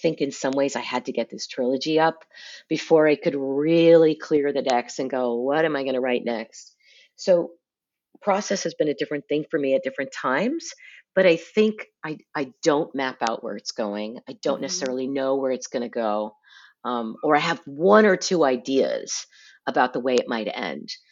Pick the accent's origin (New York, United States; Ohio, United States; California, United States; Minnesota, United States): California, United States; growing up in California